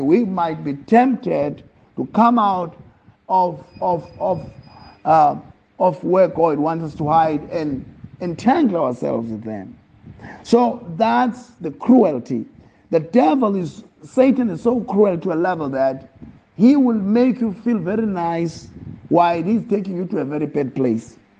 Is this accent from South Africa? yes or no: yes; Eastern Cape, South Africa; moved away; also born or lived in Pietermaritzburg / Johannesburg / Empangeni; I was born in Eastern Cape. I grew up, I was in. I was raised with a Xhosa family, staunch Xhosa family